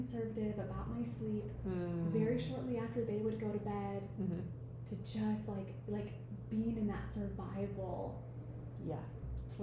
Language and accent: English; Iowa, United States; moved away as an adult; now in Nosara, Costa Rica; I'm from Iowa